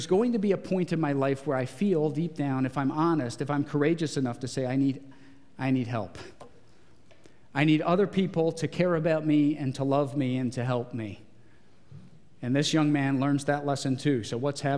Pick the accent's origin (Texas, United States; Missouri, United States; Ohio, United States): Ohio, United States; Geauga County; I grew up in Geauga County.